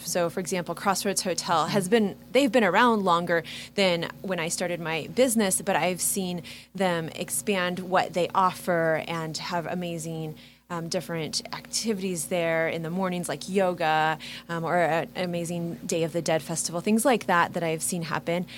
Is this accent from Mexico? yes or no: no; Kansas City, Kansas, United States; I'm from Kansas City. I grew up in KCK